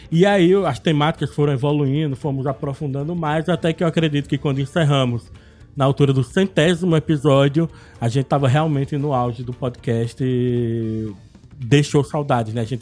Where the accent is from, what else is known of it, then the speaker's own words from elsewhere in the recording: Arcoverde, Pernambuco, Brazil; also born or lived in Olinda; now in Moreno, Brazil; Eu sou nascido em Olinda, mas eu cresci até os meus 16 anos em Arco Verde, uma cidade do interior do Pernambuco, quando em 2002 me mudei novamente para Olinda, onde eu vivi até dois anos atrás.